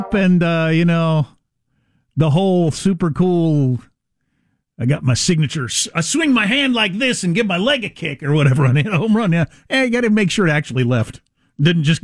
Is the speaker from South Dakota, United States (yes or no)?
yes; South Dakota, United States; I'm from South Dakota